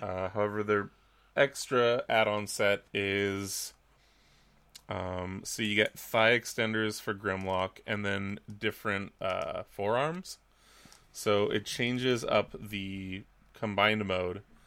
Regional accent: Vancouver, British Columbia, Canada; I'm from Vancouver.

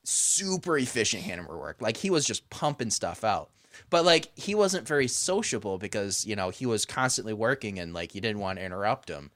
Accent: hometown near Frankenmuth, Michigan, United States; Frankenmuth, which is right between my shop and my hometown, or my old shop in the hometown.

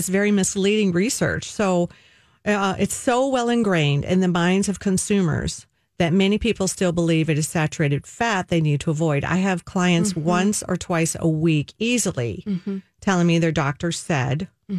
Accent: the South, United States; That right there is sad as a Southerner, I got to tell you.

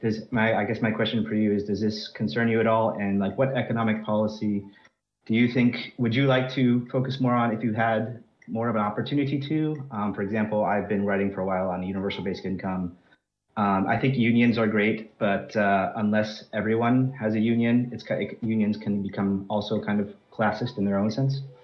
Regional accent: United States; moved away as an adult; now in France; I'm actually American, but I've been living in France since about twenty eighteen

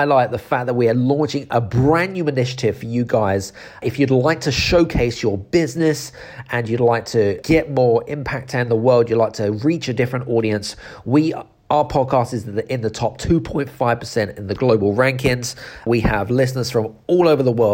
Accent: United Kingdom; I'm British

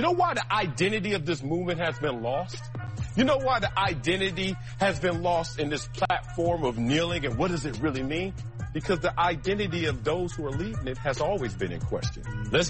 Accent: Compton, California, United States; also born or lived in South Central Los Angeles, California / Harlem, New York; When I'm in Compton, when I'm in South Central and Harlem, that's my childhood to manhood, 0 to 22 years old.

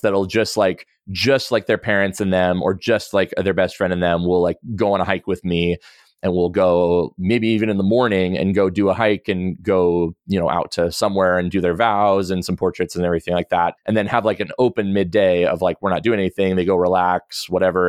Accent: the Northwest, Pacific Northwest, United States; I grew up in the Northwest and outdoors

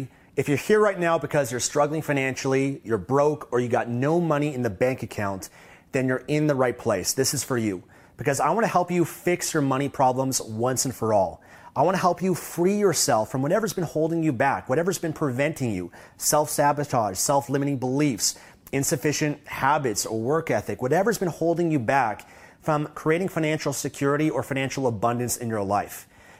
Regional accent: Canada; I don't take for granted the fact that I had a privilege of growing up in Canada

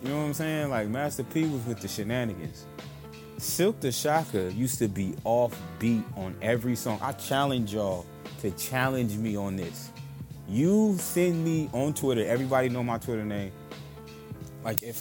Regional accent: Vallejo, California, United States; I'm from the Bay Area, California, Vallejo

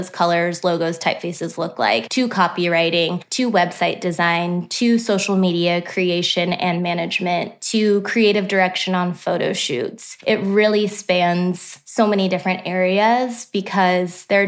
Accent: Omaha, Nebraska, United States; moved away as an adult; also born or lived in Texas; now in Nashville, United States; I was born and raised in Omaha, Nebraska as well. I'm a Midwest girl through and through.

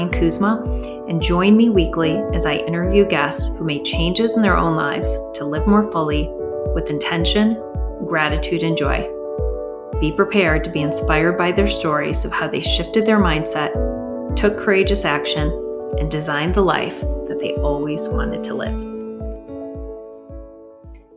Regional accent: United States; English is a second language; I immigrated to the States as a young child with my parents right before kindergarten

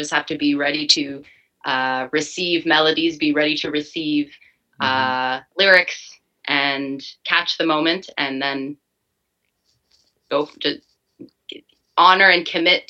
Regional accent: Ottawa, Ontario, Canada; now in Montreal, Canada; I've been living here for a few years now. I'm originally from Ottawa.

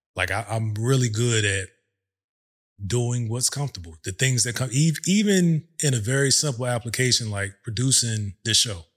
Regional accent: Virginia, United States; moved away as an adult; also born or lived in overseas / Hampton, Virginia; now in Texas, United States; We're from Virginia

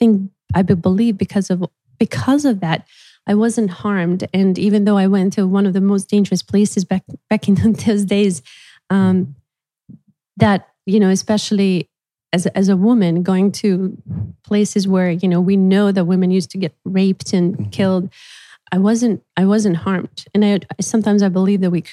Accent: Bosnia & Herzegovina; English is a second language; moved away; moving back to my hometown, just like not too far from Sarajevo

